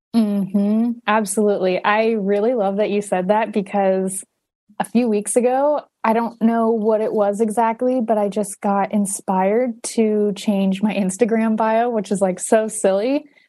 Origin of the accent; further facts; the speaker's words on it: Huntington Beach, California, United States; moved away as an adult; now in Northern California, United States; Southern California, where I'm from. Um, I'm from Huntington Beach